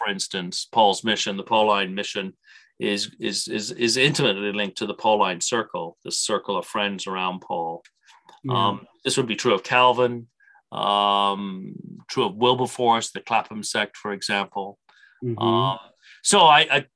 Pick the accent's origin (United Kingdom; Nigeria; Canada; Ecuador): Canada; an Irish Canadian